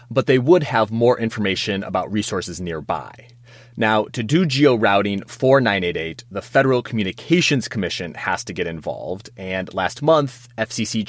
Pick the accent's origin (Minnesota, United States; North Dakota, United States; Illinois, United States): Minnesota, United States; Minneapolis; now in Washington, D.C., United States; I was born and raised in Minneapolis